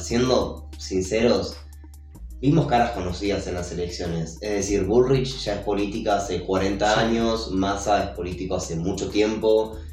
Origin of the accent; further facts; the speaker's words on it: Argentina; nosotros como argentinos